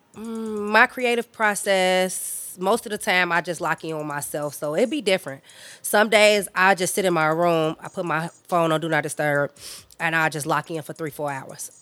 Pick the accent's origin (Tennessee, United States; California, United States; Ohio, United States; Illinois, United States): Illinois, United States; Chicago; My experience growing up out west, I feel like I had the, the pretty much the basic Chicago experience.